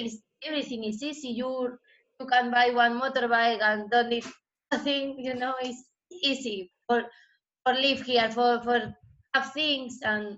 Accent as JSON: {"language": "English", "country": "Spain", "tie": "born or raised there", "second_language": "English", "lives_now": "Thailand", "said": "So, memories I don't have because him lived in Argentina and me, I grew up in Spain."}